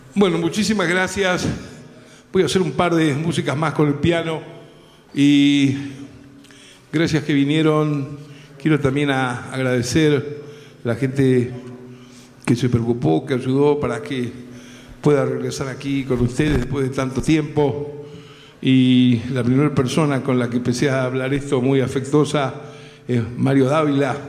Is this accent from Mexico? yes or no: no; Argentina; en mi país, en mi tierra, en Argentina